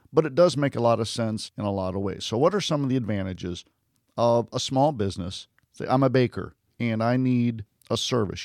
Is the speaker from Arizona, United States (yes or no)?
no; Westland, Michigan, United States; now in Florida, United States; I was born in Westland, Michigan